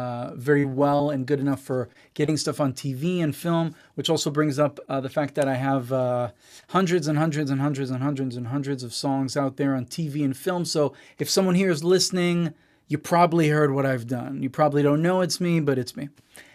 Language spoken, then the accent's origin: English; Israel; first language English; moved away as an adult; now in Los Angeles, United States; I'm born and raised in Israel, to American parents. This is why I sound like an American, not like an Israeli. I just spoke English at home my whole life and, moved here to Los Angeles when I was 23 to be a rock star.